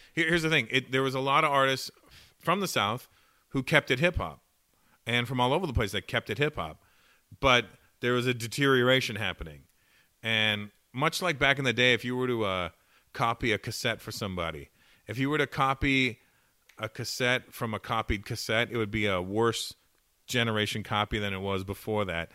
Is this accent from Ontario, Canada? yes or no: yes; Toronto, Ontario, Canada; born or raised there